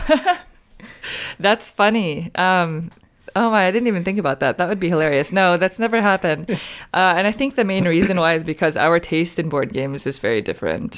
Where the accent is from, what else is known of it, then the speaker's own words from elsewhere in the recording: San Francisco, California, United States; moved away as an adult; now in Southern California, United States; I moved down to Southern California. I'm from San Francisco